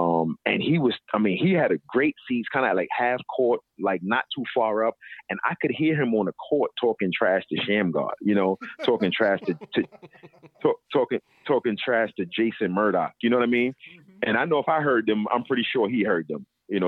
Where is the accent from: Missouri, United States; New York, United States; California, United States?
New York, United States; New York City; growing up in Brooklyn and growing up in New York City, not just Brooklyn, but growing up in New York City